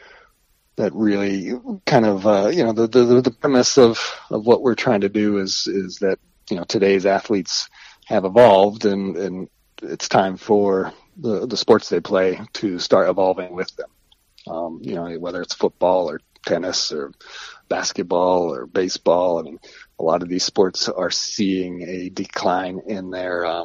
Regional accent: Ohio, United States; moved away as an adult; now in New York, United States; from being a kid growing up in Ohio

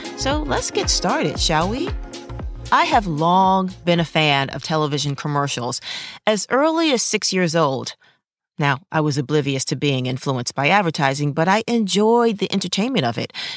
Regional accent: New York City, New York, United States; moved away as an adult; now in Los Angeles, United States; being a New Yorker, a native New Yorker, characters were an everyday part of my life

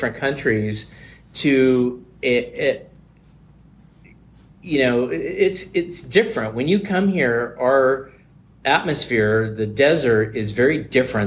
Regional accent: San Francisco Bay Area, California, United States; now in Southern California, United States; I grew up in the San Francisco Bay Area

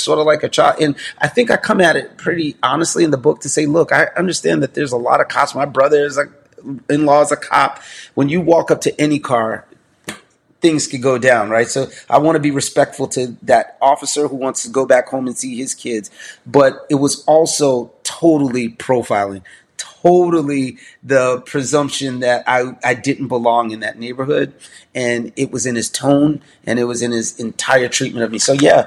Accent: New York City, New York, United States; I'm from New York City

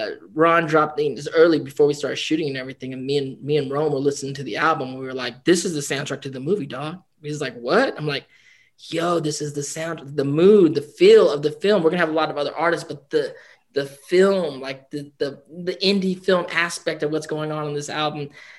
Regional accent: Philippines; we're Filipino and family is really an anchor point for us as a community

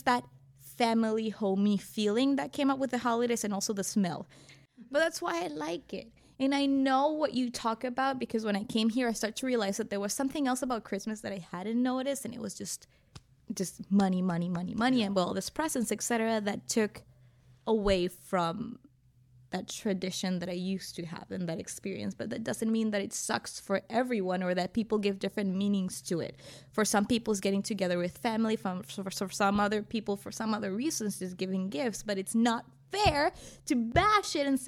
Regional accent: Venezuela; moved away as an adult; now in United States; I'm from Venezuela. I grew up in Venezuela. I was raised in Venezuela. I moved in the United States 7 years ago

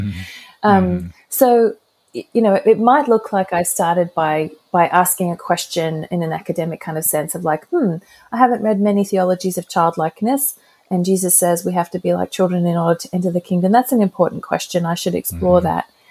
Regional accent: Brisbane, Queensland, Australia; moved away as an adult; also born or lived in Cincinnati, United States; I'm back in Brisbane, Australia, which is my hometown, and um, hadn't lived here for over 20 years

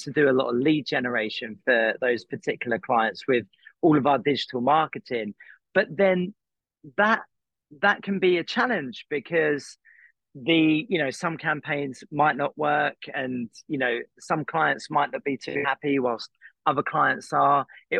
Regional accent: Croydon, London, United Kingdom; moved away as an adult; now in Los Angeles, United States; I'm from Croydon

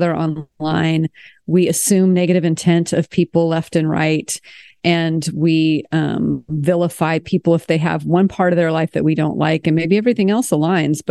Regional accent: United States; moved away as an adult; also born or lived in France; as an American

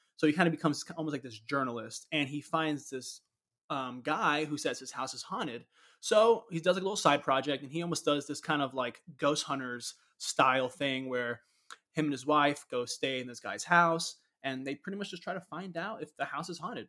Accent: Orlando, Florida, United States; growing up in Orlando

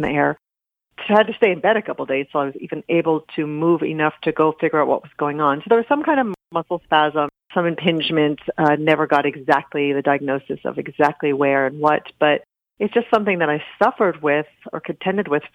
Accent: Amherst, Massachusetts, United States; now in Los Angeles, United States; I grew up in New England in a small college town, Amherst, Massachusetts

